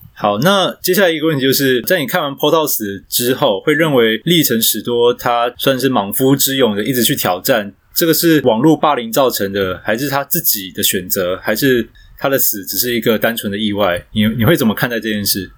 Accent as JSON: {"language": "Chinese", "area": "Yongkang Street", "region": "Taipei", "country": "Taiwan", "tie": "born or raised there", "said": "因为我老家我住在那个永康街"}